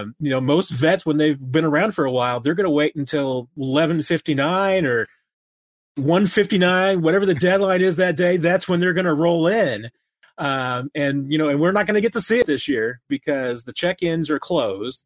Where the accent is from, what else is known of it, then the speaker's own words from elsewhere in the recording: Springfield, Missouri, United States; my hometown of Springfield